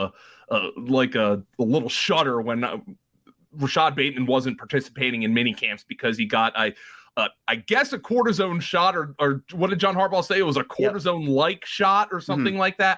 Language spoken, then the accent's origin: English; Philadelphia, Pennsylvania, United States; I'm from the Philadelphia area